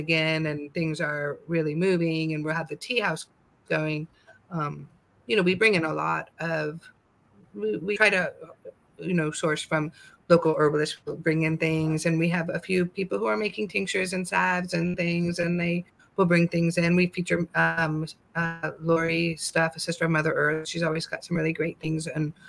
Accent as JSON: {"language": "English", "region": "California", "country": "United States", "tie": "born or raised there", "said": "I grew up in California, so we have a different type of plant medicine"}